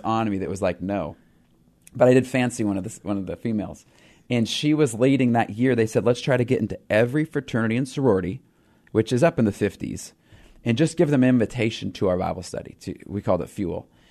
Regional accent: Pacific Northwest, United States; we're from the Pacific Northwest

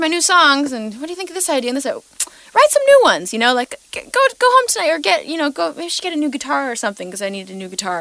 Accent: Victoria, British Columbia, Canada; growing up in Victoria, I guess because I'm first generation Canadian, my parents are from Portugal

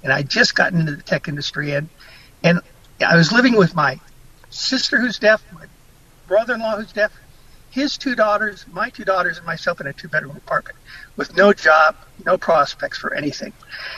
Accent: Okinawa, Japan; born there; it began when I was military dependent. I was born in Okinawa, and my father was in the military for 35 years.

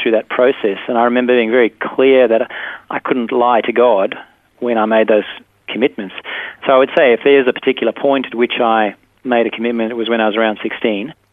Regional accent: South Africa; now in Perth, Australia; I grew up in South Africa. I grew up on a cattle farm

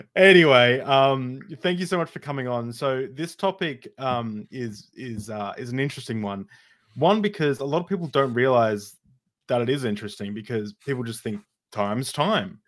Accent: Australia; as an Australian

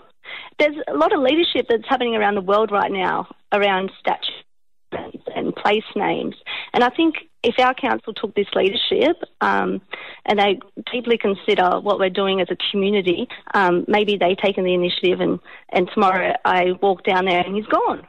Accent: Port Macquarie, New South Wales, Australia; I grew up in Port Macquarie

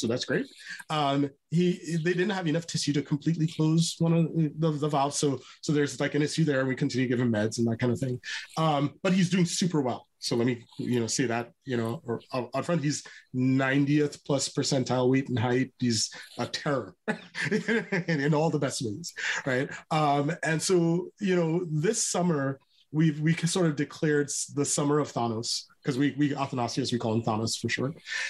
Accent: Trinidad & Tobago; I'm from Trinidad. You probably can tell that I love people

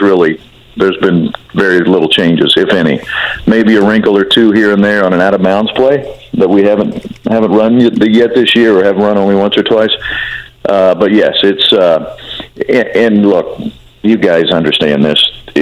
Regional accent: Indiana, United States; having grown up, born and raised in Indiana, you know, I was born in 1970

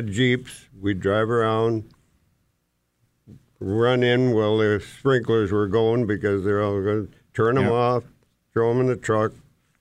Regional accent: Grand Forks, North Dakota, United States; also born or lived in Moorhead; I grew up in Grand Forks

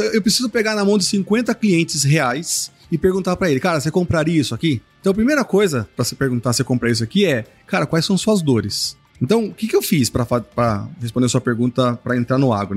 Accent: Sorocaba, São Paulo, Brazil; eu sou do interior, né? Sou de Sorocaba, que é interior de São Paulo.

